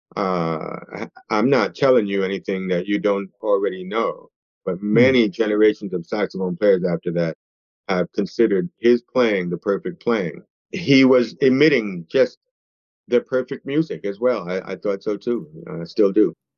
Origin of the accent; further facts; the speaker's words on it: New York City, New York, United States; I grew up in East Harlem